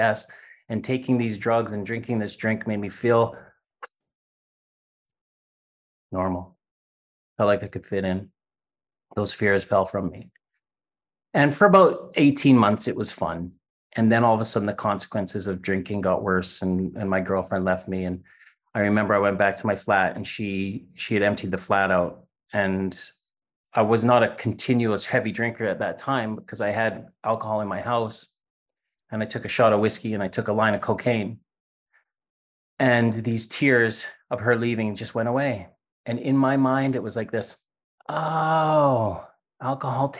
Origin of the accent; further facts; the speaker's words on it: Saskatchewan, Canada; moved away as an adult; also born or lived in Doncaster, United Kingdom / Isle of Wight, United Kingdom; I was born in Canada to two English immigrants from the UK who immigrated to Canada in the 60s, in the middle of Canada, above Montana, a province called Saskatchewan